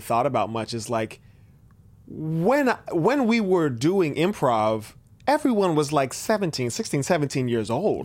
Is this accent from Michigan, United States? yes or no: no; Benicia, California, United States; also born or lived in Vallejo; growing up in Benicia